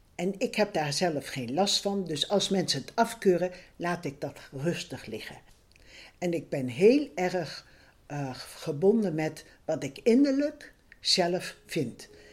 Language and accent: Dutch; Ede, Gelderland, Netherlands; Ik ben geboren in Ede op 12 maart 1938